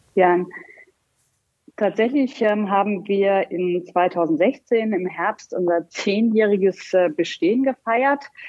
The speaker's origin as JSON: {"language": "German", "town": "Heilbad Heiligenstadt", "region": "Thuringia", "country": "Germany", "tie": "born or raised there", "also_born_or_lived": "Göttingen / Los Angeles", "moved": "as an adult", "lives_now": "Rhein-Main area, Germany", "said": "ich komme aus dem geografischen Mittelpunkt Deutschlands. Laut Geografischem Institut der Universität Köln ist das eine wunderbare kleine Stadt, Heilbad heiligenstadt in Thüringen"}